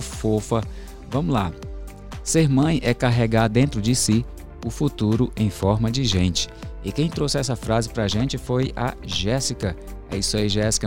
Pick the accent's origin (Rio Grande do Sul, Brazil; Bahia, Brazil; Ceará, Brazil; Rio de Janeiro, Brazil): Ceará, Brazil; Juazeiro do Norte; eu sou do interior, lá de Juazeiro do Norte